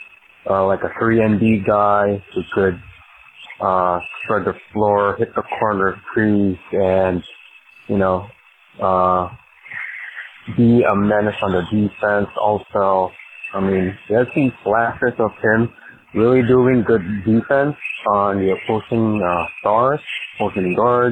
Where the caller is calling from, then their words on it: Sacramento, California, United States; from Sacramento.